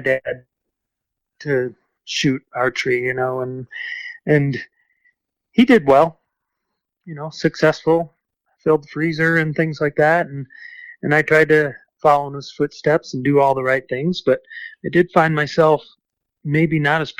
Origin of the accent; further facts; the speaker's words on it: Michigan, United States; growing up in Michigan